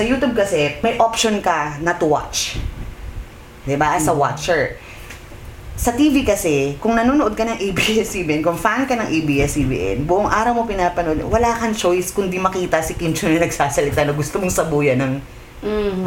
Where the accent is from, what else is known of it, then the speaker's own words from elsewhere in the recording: Philippines; tayo as a Pinoy